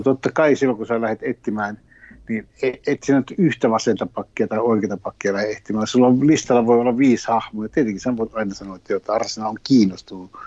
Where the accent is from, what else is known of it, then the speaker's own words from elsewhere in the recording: Finland; Sitten kysyi, mistä päin oot? Sitten mä sanoin, Suomesta